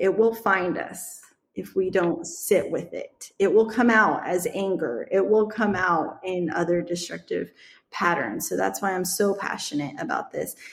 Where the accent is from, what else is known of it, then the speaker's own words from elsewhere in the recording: Midwest, United States; I grew up in the Midwest around the Amish community